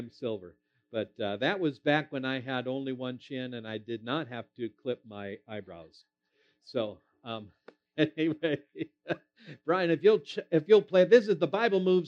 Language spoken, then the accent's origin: English; Minnesota, United States; moved away; I am originally from Minnesota, and that will always be my home state